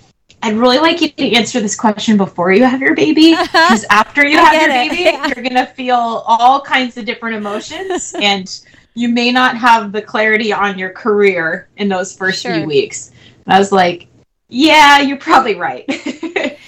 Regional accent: New Jersey, United States; I'm from New Jersey

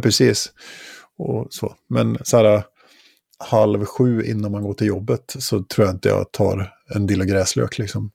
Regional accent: Åre, Jämtland, Sweden; i Åre där jag växte upp när jag var tonåring

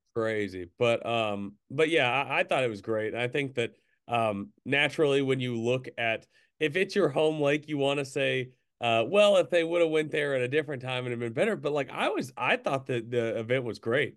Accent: Central Arkansas, United States; growing up in Central Arkansas

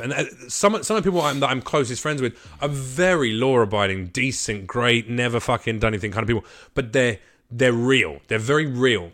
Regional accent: United Kingdom; now in Los Angeles, United States; I'm British

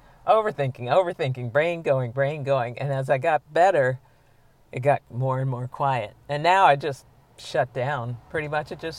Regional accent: United States; I'm an American.

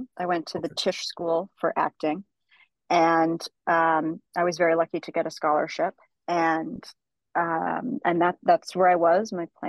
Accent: Wayland, Massachusetts, United States; I was born right outside of Boston, Massachusetts, in a small New England town called Wayland.

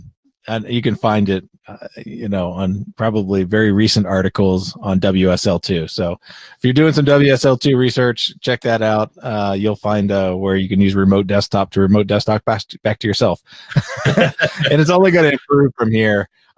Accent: Florida, United States; I am from Florida, but we're south of the South Line. Like the South stops at Ocala, Florida.

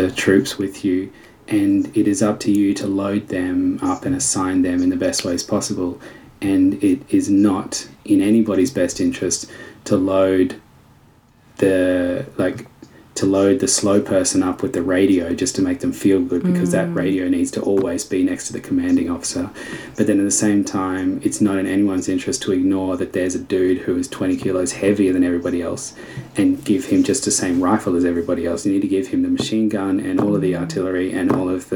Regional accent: Australia; I want to be identified as an Australian rather than as an American or a Canadian

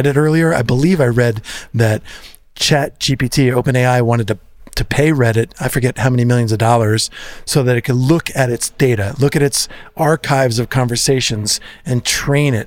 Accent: New Jersey, United States; we're from New Jersey, Jersey represent

